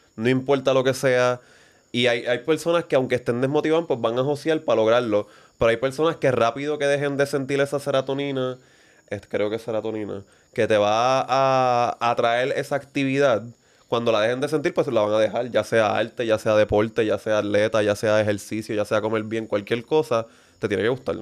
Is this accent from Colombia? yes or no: no; Vega Alta, Puerto Rico; nosotros nacimos en Vegalta, Puerto Rico, middle class